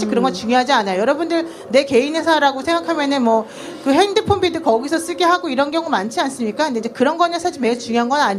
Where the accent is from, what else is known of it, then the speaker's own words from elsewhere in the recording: Seoul, South Korea; 전농동에서 태어났습니다.